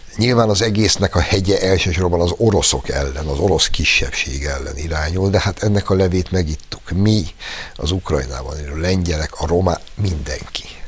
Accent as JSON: {"language": "Hungarian", "country": "Hungary", "tie": "born or raised there", "said": "mi mégiscsak egy olyan országban születtünk, én például 63-ban, vagyis 7 évvel azután, hogy a Szovjetunió brutálisan vérbe folytotta a magyar forradalmat, és egész fiatalságomat azzal egy olyan országban töltöttem"}